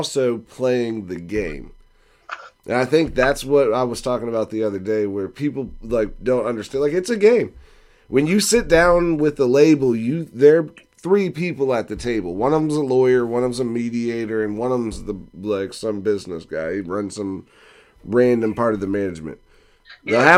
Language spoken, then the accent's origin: English; Fredericksburg, United States; we're from Fredericksburg. We know all about rivers